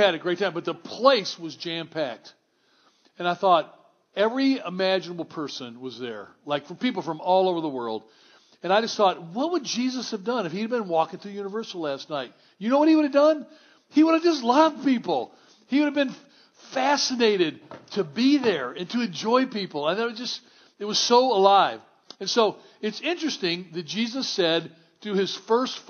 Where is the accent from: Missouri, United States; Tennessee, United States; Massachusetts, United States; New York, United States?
Tennessee, United States; Memphis; I grew up in Memphis, Tennessee